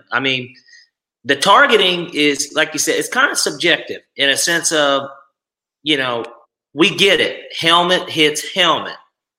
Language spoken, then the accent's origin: English; Georgia, United States; Dude, I'm just from Georgia and support my hometown team.